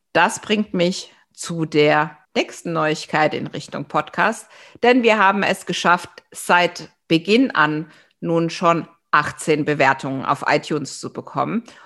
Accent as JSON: {"language": "German", "country": "Germany", "said": "als Deutsche"}